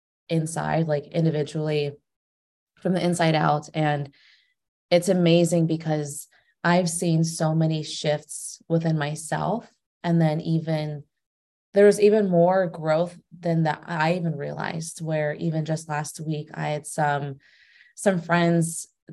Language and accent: English; California, United States; now in Naples, United States; So I'm originally from California, but I moved to Naples, Florida. So that's where I'm at right now. And I'm 27.